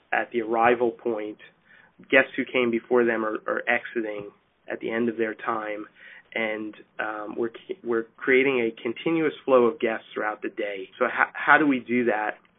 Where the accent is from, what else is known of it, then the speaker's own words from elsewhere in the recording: New Jersey, United States; We live in New Jersey. We grew up in New Jersey